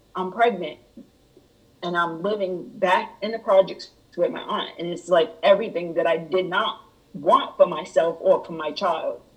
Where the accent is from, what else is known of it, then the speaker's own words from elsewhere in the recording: Rhode Island, United States; moved away as an adult; now in Georgia, United States; I am originally from Rhode Island